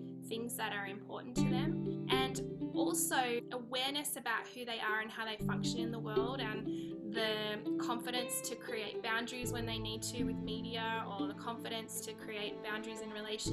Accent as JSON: {"language": "English", "country": "Australia", "accent": "Aussie", "moved": "as an adult", "lives_now": "California, United States", "said": "I'm Australian. I live in California"}